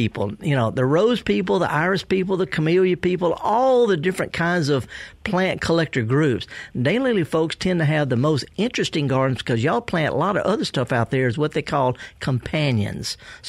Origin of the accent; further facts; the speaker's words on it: the South, United States; But, you know, I'm from the South. I can't say soil.